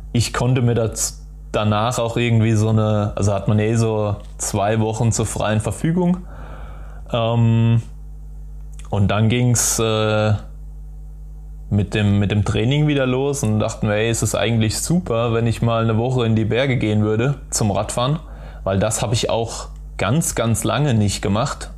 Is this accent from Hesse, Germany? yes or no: yes; Dreieich, Hesse, Germany; also born or lived in Darmstadt; ich bin in Dreiser aufgewachsen